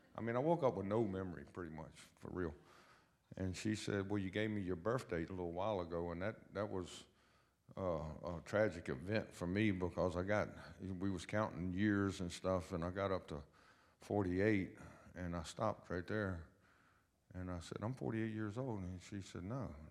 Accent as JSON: {"language": "English", "town": "Lynchburg", "region": "Virginia", "country": "United States", "tie": "born or raised there", "said": "I was born and raised in Lynchburg, Virginia"}